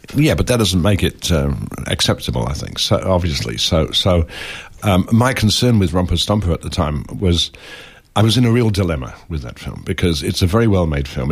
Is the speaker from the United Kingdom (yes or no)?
yes; England, United Kingdom; I grew up in England